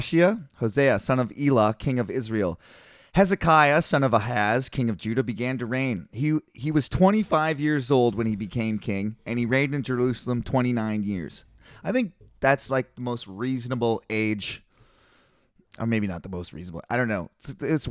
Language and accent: English; Canada; They could tell we were Canadian right away.